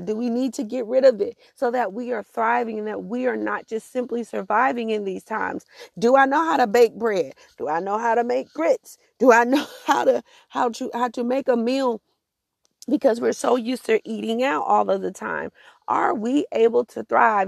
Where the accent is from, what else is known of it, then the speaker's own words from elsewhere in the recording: Augusta, Georgia, United States; also born or lived in Atlanta / Columbia, South Carolina; my home city of Augusta